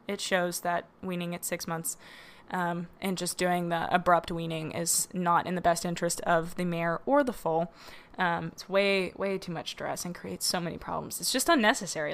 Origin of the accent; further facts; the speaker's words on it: the South, United States; growing up in the South